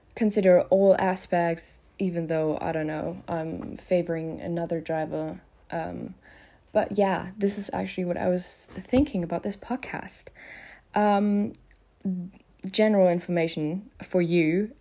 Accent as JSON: {"language": "English", "country": "Germany", "second_language": "English", "said": "I'm from Germany, so please excuse my grammar or pronunciation mistakes. I am not a native speaker"}